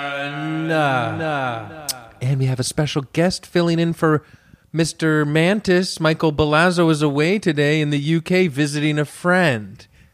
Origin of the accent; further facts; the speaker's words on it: Canada; We're Canadian.